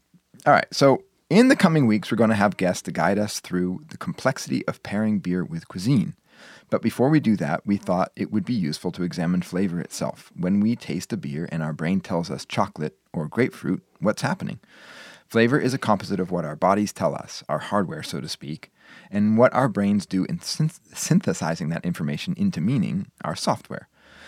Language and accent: English; Wisconsin, United States; It was always there when I was growing up in Wisconsin.